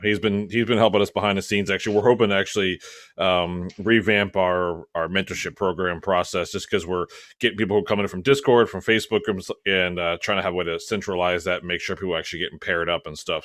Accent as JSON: {"language": "English", "region": "Maryland", "country": "United States", "moved": "yes", "said": "I'm originally from Maryland"}